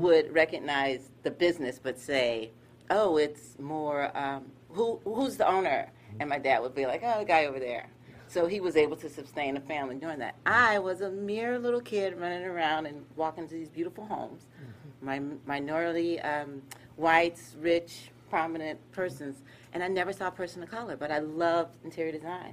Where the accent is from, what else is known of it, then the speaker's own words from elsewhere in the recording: Gainesville, Florida, United States; also born or lived in Harlem, New York; I am a Harlem girl. However, I grew up here in Gainesville.